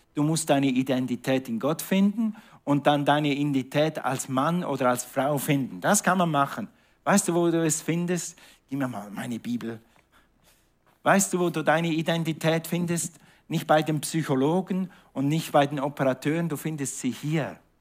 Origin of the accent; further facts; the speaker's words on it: Switzerland; moved away; Und ich bin in der Schweiz aufgewachsen